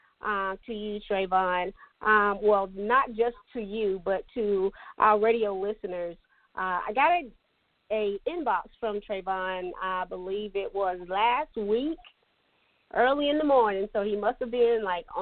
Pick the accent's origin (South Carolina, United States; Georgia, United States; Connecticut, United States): South Carolina, United States; Latta; I'm from Dillon County. I'm from Latta.